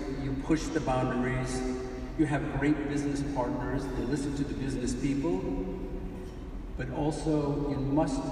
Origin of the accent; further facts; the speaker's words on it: Elmira, New York, United States; my hometown of Elmira, New York